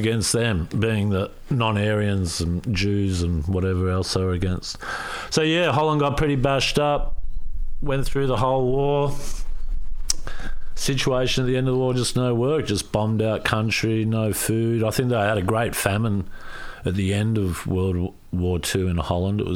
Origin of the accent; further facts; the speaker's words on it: Ferntree Gully, Victoria, Australia; also born or lived in Mallacoota / Dandenongs; now in Torquay, Australia; I was born here in Australia